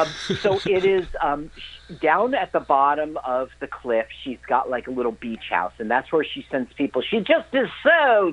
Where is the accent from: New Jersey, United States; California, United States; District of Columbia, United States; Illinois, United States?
New Jersey, United States; East Orange; also born or lived in Montclair, New Jersey; where I grew up. In East Orange, New Jersey.